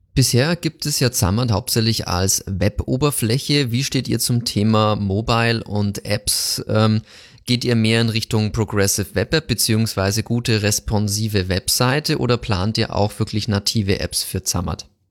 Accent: Bavaria, Germany; kommen wir beide aus Bayern

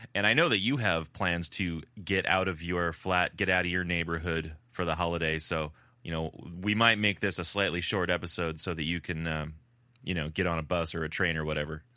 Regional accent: California, United States; accent: California; I've really been working on my my Spanish accent uh, without sacrificing my California accent

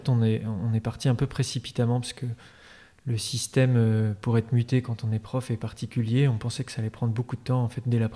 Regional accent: Paris, Île-de-France, France; also born or lived in Normandy; now in Nantes, France; Moi, j'ai grandi euh, à Paris, puis en Normandie.

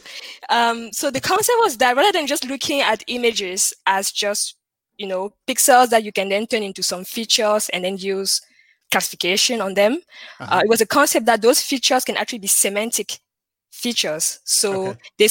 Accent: Douala, Littoral, Cameroon; accent: French; So I was born and raised in Cameroon. Cameroon is in Central Africa, and more precisely in the city of Douala. And so I was raised in the French speaking part of the country. So you might notice that from my accent. There's some French in there

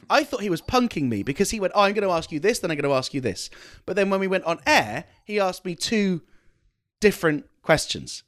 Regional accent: United Kingdom; I'm the British one

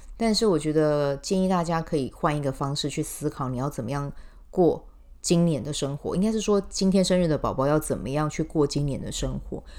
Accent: Taiwan; 我们台湾人

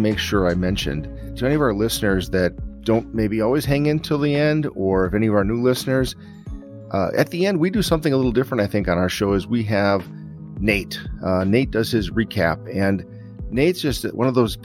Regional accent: Wisconsin, United States; We're from Wisconsin

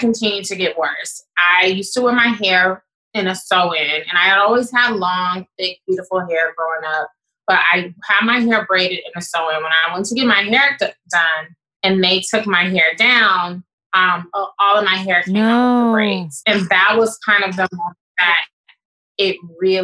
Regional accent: Chicago, Illinois, United States; moved away; my hometown of Chicago

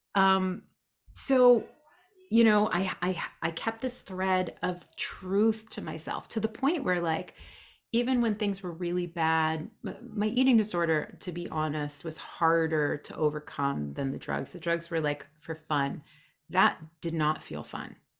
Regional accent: New Jersey, United States; born and raised in New Jersey

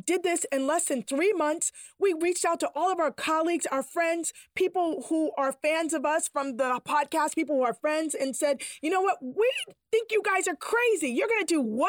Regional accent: Boston, Massachusetts, United States; I grew up in Dorchester, Massachusetts

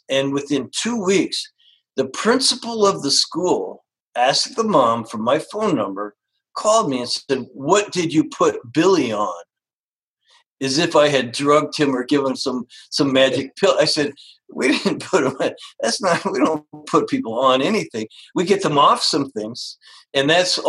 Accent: Canada; moved away; I grew up actually in Canada

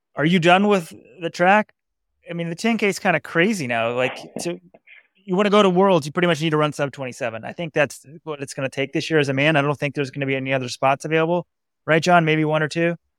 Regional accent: Dallas, Texas, United States; moved away as an adult; now in Fort Worth, United States; I grew up in Dallas

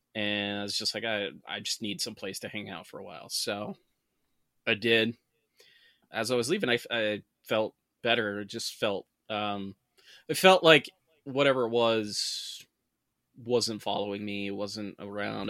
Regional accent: Saranac Lake, New York, United States; a lot of the houses in my hometown, Sarnac Lake, are old.

